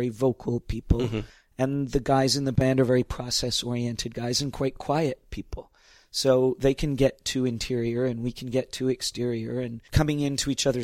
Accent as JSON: {"language": "English", "town": "Toronto", "region": "Ontario", "country": "Canada", "tie": "born or raised there", "also_born_or_lived": "Stratford, Ontario / New York", "lives_now": "Niagara-on-the-Lake, Canada", "said": "But mostly I grew up in Toronto in the middle of the city"}